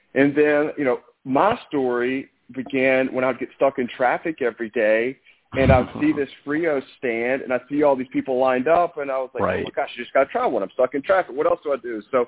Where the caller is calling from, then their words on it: Mobile, Alabama, United States; Mobile, Alabama.